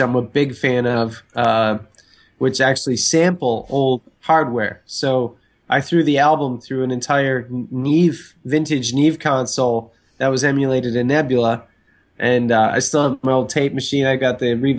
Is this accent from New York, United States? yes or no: yes; Buffalo, New York, United States; moved away; I grew up in Buffalo, New York, the other side of the state